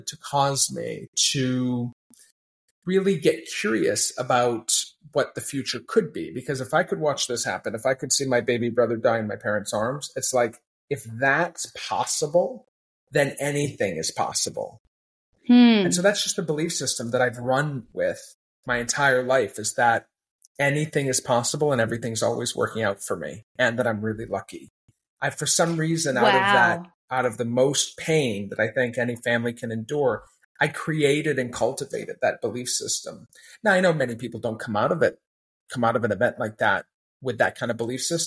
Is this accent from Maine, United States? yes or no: yes; Maine, United States; I had an odd upbringing where I grew up in Maine